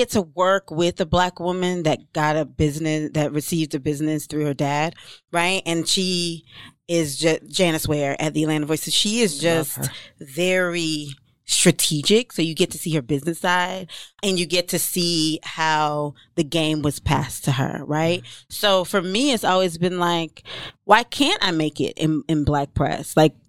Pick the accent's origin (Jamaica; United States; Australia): Jamaica; And I'm Jamaican, so my mouth get real left